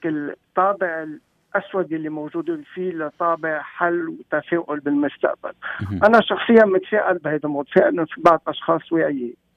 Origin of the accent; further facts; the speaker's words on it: Lebanon; moved away; نحن كمغتربين بنوجع آه، وقت يكون بلدنا لبنان